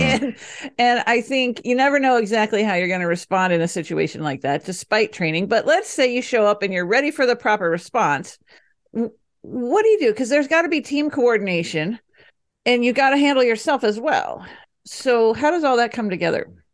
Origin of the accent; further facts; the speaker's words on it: Dallas, Texas, United States; now in Denver, United States; I grew up in Dallas